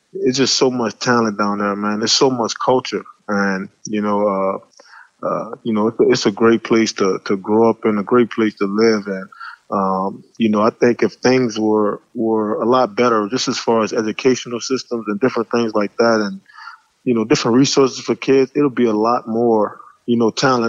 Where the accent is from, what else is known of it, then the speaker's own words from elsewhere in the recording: New Orleans, Louisiana, United States; growing up in New Orleans